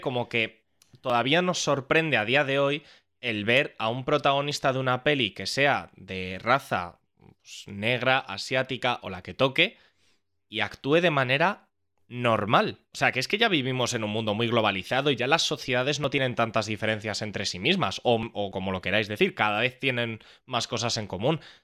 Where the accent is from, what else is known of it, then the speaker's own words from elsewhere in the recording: Spain; nuestra cultura como españoles